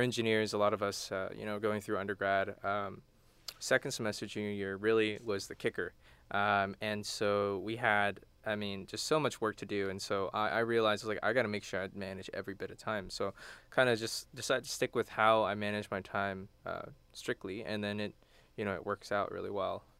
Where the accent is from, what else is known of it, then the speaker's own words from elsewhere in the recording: Houston, Texas, United States; moved away as an adult; now in College Station, United States; I'm from Houston.